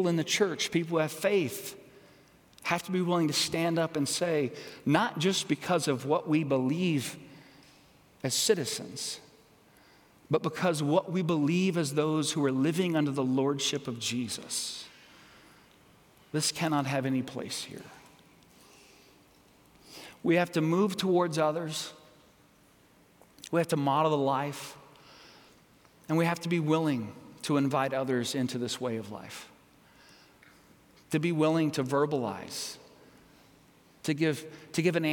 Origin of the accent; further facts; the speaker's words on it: United States; as American citizens